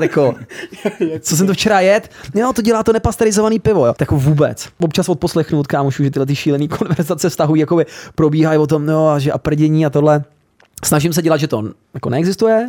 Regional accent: Hradec Králové, Hradec Králové Region, Czechia; Já jako rodák z Hradce Králové

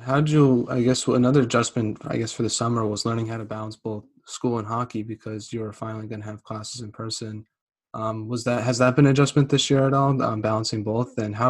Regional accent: Central Massachusetts, United States; being from Central Mass

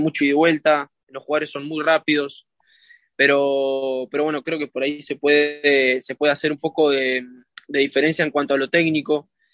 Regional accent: Argentina; now in Miami, United States; somos 12, 12 argentinos

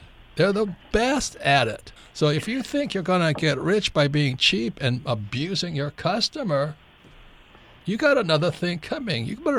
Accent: Hawaii, United States; I grew up in Hawaii

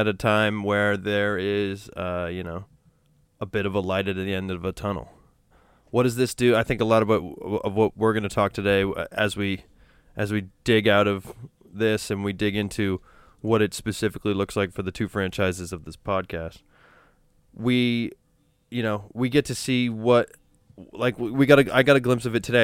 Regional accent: New Hampshire, United States; now in Los Angeles, United States; I grew up in New Hampshire, which is predominantly white

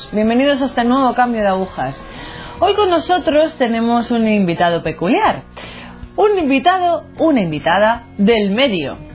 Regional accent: Guayaquil, Guayas, Ecuador; En Guayaquil, Ecuador.

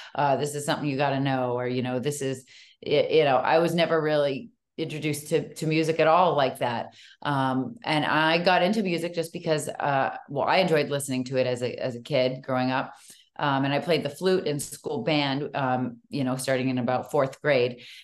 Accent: Natick, Massachusetts, United States; moved away; also born or lived in Hollywood; I grew up in Natick

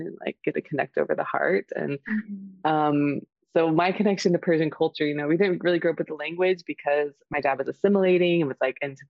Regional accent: Houston, Texas, United States; moved away as an adult; also born or lived in Portugal; now in Austin, United States; I'm calling in from Houston, Texas, in my partner's house, and in a transition moving from Austin and about to go on a trip next week. And so I'm back in my hometown for the week

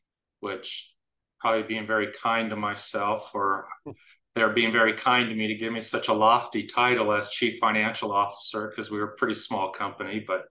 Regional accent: Diamond Bar, California, United States; I'm from Southern California, grew up in Diamond Bar. That was a long time ago. Diamond Bar at that time was literally on the edge of civilization, I think, in Southern California. We didn't have a freeway coming through.

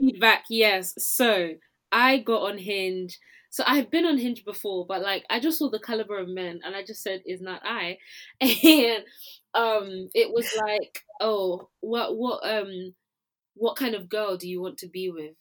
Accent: Nigeria; now in London, United Kingdom; as a Nigerian, I can roast my people

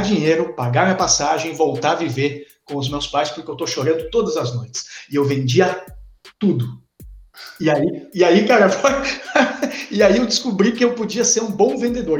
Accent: Formigueiro, Rio Grande do Sul, Brazil; eu sou do interior de Formigueiro. É importante dizer que eu sou do interior de Formigueiro

